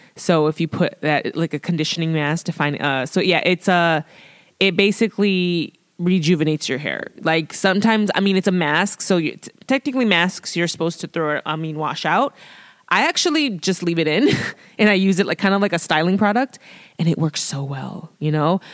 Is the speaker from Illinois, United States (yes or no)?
yes; Chicago, Illinois, United States; born and raised in Chicago